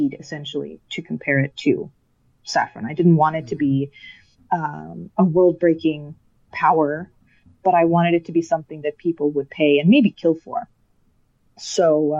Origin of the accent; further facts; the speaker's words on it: Colorado, United States; now in Denmark; I grew up in Colorado